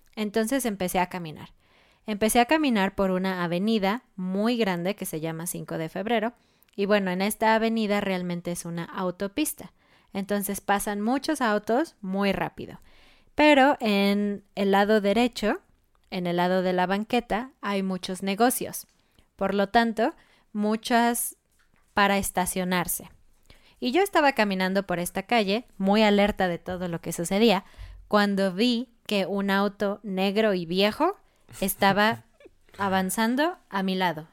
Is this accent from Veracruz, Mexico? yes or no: no; Mexico City, Mexico; yo crecí en Ciudad de México, una ciudad muy grande